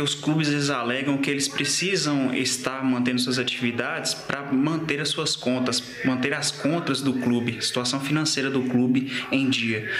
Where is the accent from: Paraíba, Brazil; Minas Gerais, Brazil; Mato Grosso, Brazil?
Minas Gerais, Brazil; Salinas; sou aqui natural de Salinas